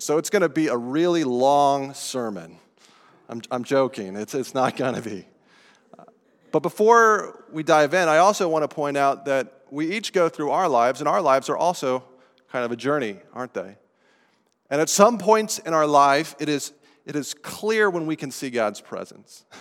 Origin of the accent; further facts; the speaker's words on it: Estes Park, Colorado, United States; moved away; in my hometown that I grew up in of Estes Park, Colorado